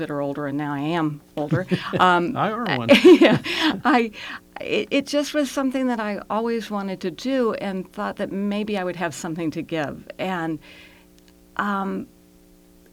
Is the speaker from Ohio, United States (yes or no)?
no; Reston, Virginia, United States; I grew up in Reston, and my husband and I live just on the outskirts of Reston